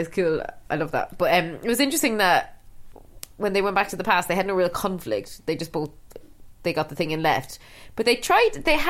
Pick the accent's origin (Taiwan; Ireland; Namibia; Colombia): Ireland; Cork, Munster; we're both from Cork and people in Cork speak really quickly, and we do as well